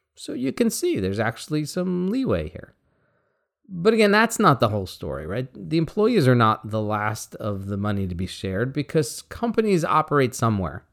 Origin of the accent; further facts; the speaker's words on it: Bainbridge Island, Washington, United States; my hometown of Bainbridge Island